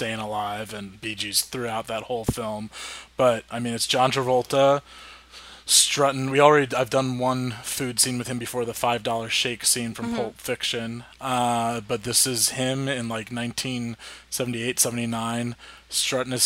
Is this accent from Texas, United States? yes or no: no; New Jersey, United States; I'm from North Jersey